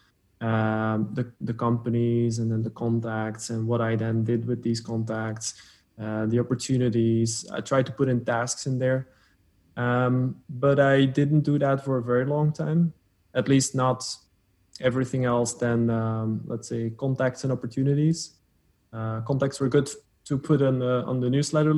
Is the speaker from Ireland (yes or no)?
no; Flanders, Belgium; first language Dutch; English is a second language; also born or lived in Antwerp, Belgium; My accent is I speak Dutch as a mother tongue. But I'm not Dutch as in from the Netherlands. I'm from Belgium, from Flanders, from the Dutch speaking version. I live in Antwerp, Belgium